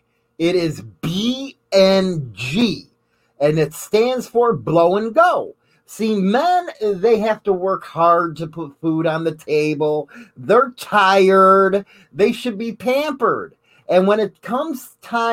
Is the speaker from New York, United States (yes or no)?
no; Chicago, Illinois, United States; I might be from Chicago, but I ain't from Clark Street.